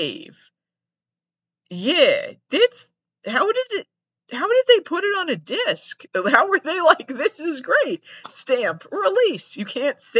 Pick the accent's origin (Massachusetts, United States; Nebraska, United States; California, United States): Massachusetts, United States; I'm from Massachusetts